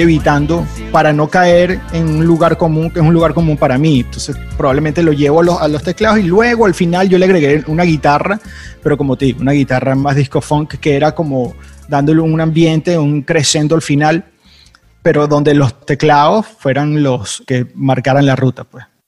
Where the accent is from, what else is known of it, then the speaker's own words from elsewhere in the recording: Venezuela; pensaba en mi país, pensaba en Venezuela